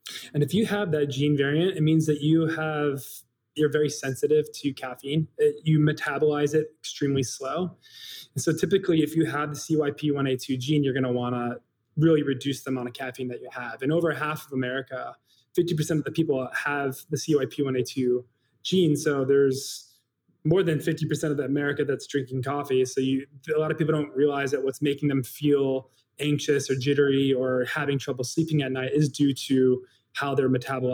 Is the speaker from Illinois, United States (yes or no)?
yes; Chicago, Illinois, United States; growing up in the South Side of Chicago.